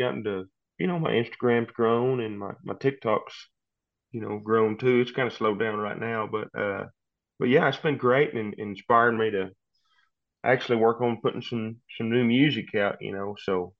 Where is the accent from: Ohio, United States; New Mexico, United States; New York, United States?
New Mexico, United States; Well, I'm actually from New Mexico. So I'm about 20 miles from Texas.